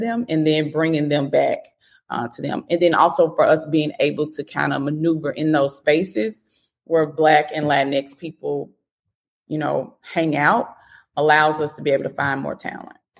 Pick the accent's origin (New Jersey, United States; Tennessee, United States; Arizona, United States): Tennessee, United States; Memphis; I'm from Memphis